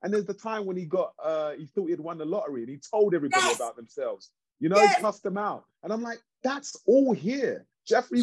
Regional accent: London, United Kingdom; moved away as an adult; now in Los Angeles, United States; growing up in East London

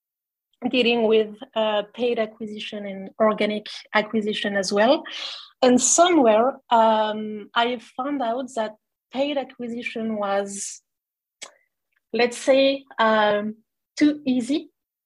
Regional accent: France; English is a second language; moved away as an adult; also born or lived in Montreal, Canada; I was coming from France and looking to improve my English

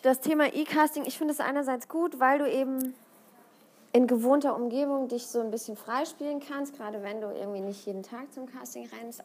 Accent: Siegen, North Rhine-Westphalia, Germany; moved away as an adult; now in Cologne, Germany; ich komme aus Siegen, das ist nochmal so 80 Kilometer entfernt von Köln

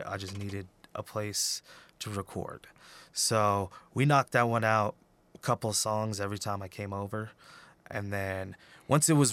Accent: Peñasco, New Mexico, United States; also born or lived in Albuquerque; I was born in Albuquerque, but I grew up in northern New Mexico

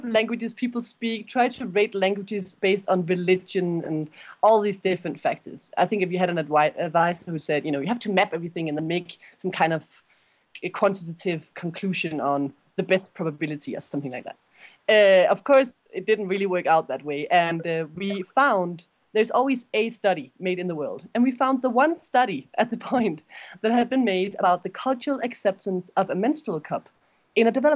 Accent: Denmark; Julie and I, we're both from Denmark

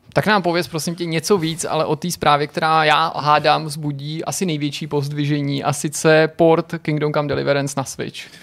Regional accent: Czechia; also born or lived in Prague; my jako Češi

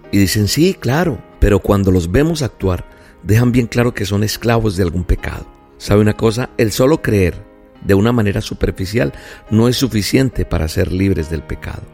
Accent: Colombia; Soy colombiano

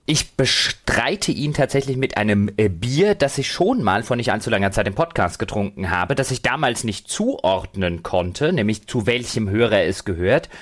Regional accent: Germany; moved away; wir sind beide aus Deutschland ursprünglich

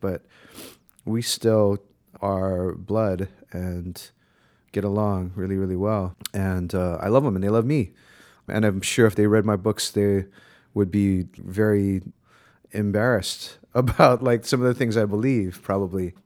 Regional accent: Honolulu, Hawaii, United States; moved away as an adult; also born or lived in Berkeley, California; I was born and raised in Honolulu

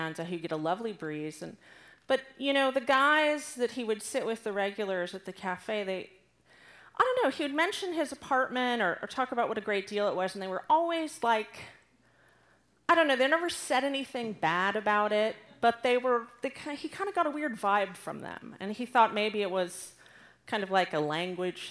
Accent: Southern California, United States; moved away as an adult; now in Austin, United States; I grew up in Southern California, so I'm really one of those terrible California people who moved to ruin Austin

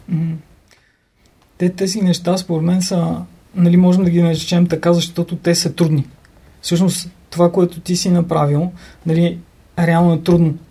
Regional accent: Sozopol, Burgas Province, Bulgaria; moved away as an adult; now in Sofia, Bulgaria; аз съм от Созопол

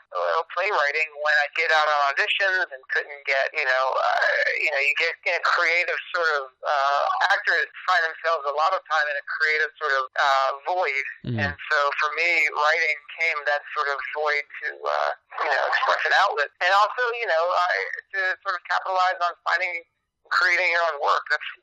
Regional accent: Long Island, New York, United States; I'm originally from New York, Long Island, and then moved back to the city when I was 17 and studied at Lee Strasberg.

